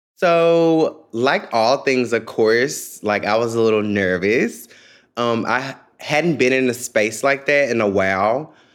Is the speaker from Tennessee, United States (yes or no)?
yes; Memphis, Tennessee, United States; moved away as an adult; now in Washington, D.C., United States; I'm from Memphis, Tennessee